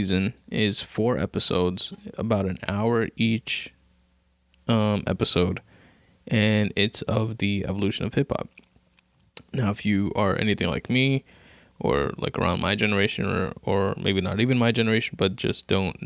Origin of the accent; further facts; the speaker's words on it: New York City, New York, United States; I live in New York, right? I'm from Queens.